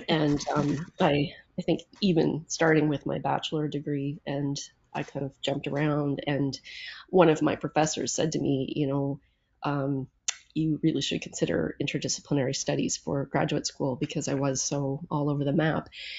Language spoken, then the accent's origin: English; Charlottetown, Prince Edward Island, Canada; moved away as an adult; also born or lived in Toronto, Ontario / Nunavut; now in Ontario, Canada; I am from the East Coast, and I was born and raised in Charlottetown, the capital of Prince Edward Island.